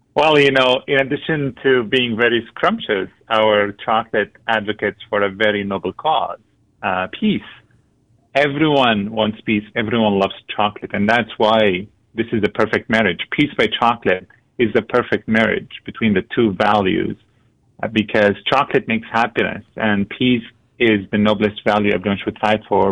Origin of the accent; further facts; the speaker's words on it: Syria; also born or lived in Lebanon; now in Antigonish, Canada; My family and I come from Syria. We fled the country in 2012